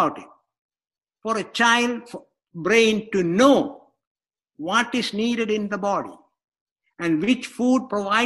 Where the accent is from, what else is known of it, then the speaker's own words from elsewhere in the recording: India; moved away; I grew up in India